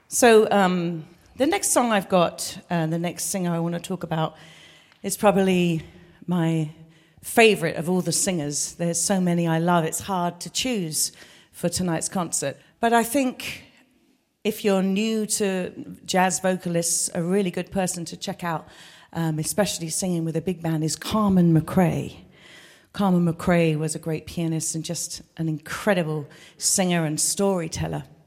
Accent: London, United Kingdom; I was born in London.

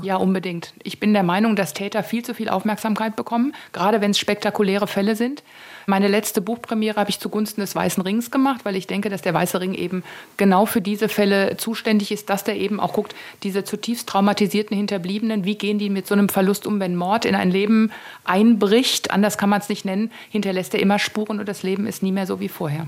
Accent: Taunus, Hesse, Germany; ist der Taunus echt meine Heimat

